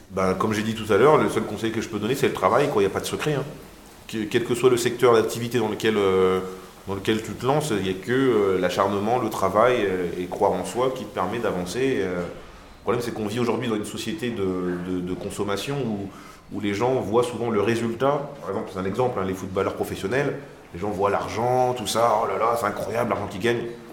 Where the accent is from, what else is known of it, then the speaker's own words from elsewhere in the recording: Marly-Gomont, Hauts-de-France, France; je venais de Marly-Gaumont